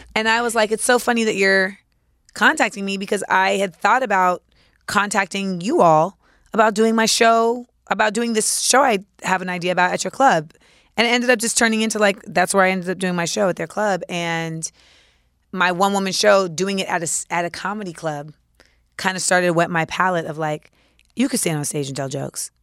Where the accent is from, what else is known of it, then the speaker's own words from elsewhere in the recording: New York, United States; as a New Yorker